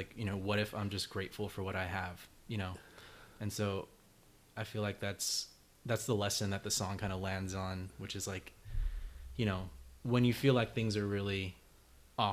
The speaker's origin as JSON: {"language": "English", "town": "Rowland Heights", "region": "California", "country": "United States", "tie": "born or raised there", "said": "I'm from Roland Heights, California"}